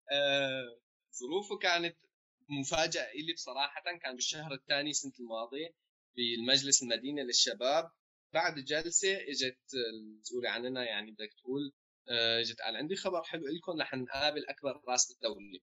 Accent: Homs, Homs Governorate, Syria; also born or lived in Jordan; now in Germany; انا كذا من حمص

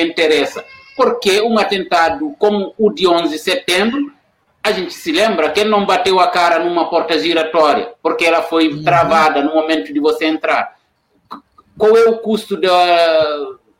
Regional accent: Senegal; now in Brazil; sou senegalês e eu trabalho aqui na Unila

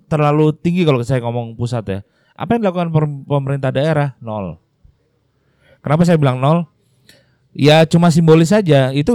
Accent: Jakarta, Indonesia; now in Bali, Indonesia; dulu waktu saya datang dari Jakarta tinggal di Bali mikirnya aduh pecalang gitu ya

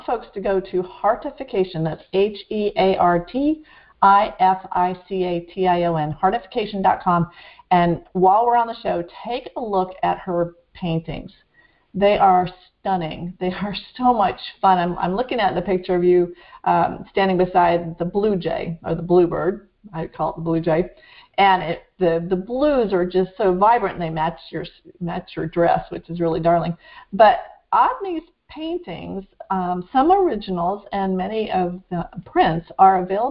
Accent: Vermont, United States; now in South Florida, United States; I grew up in Vermont, but I live in South Florida right now

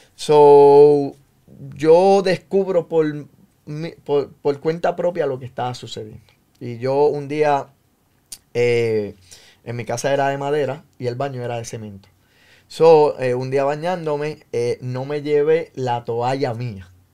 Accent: San Juan, Puerto Rico; Yo nací en el pueblo de Río Piedras, Puerto Rico. Eh, me crié con mi abuela en el barrio San José, allí cerca de Manuela Pérez en eh, Río Piedra, Santurce.

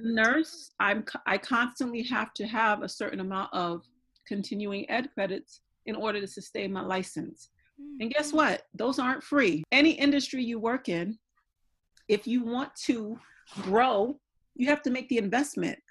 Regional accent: New York, United States; I'm going back home because I'm from New York

